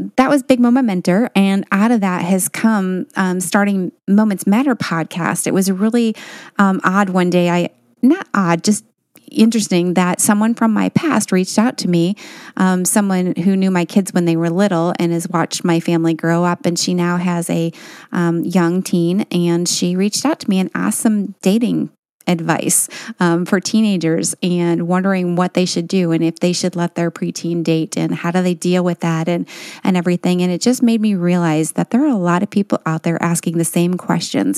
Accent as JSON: {"language": "English", "region": "Michigan", "country": "United States", "also_born_or_lived": "Tennessee", "said": "originally we're from Michigan, and now we live part-time in Michigan and part-time in Tennessee"}